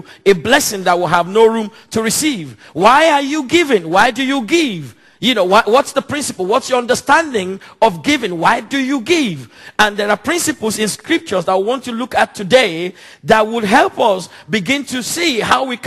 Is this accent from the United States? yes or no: no; Nigeria; now in London, United Kingdom; Nigeria, my home country where I come from